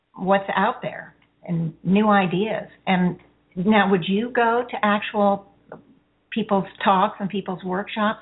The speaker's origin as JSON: {"language": "English", "region": "Connecticut", "country": "United States", "said": "I'm from Connecticut, also."}